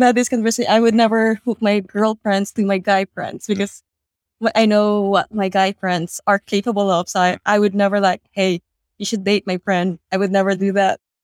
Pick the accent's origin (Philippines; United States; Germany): Philippines; now in Australia; in the Philippines